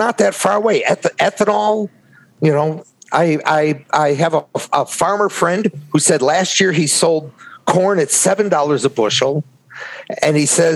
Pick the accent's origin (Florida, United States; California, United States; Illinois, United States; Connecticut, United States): Illinois, United States; Chicago; I grew up in Chicago